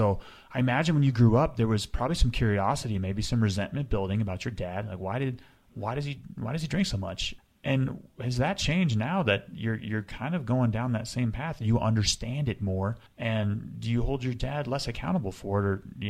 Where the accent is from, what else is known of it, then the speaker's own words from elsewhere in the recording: Colorado, United States; I'm from Colorado. I moved to Colorado when I was 12. My parents still live there, right outside of Vail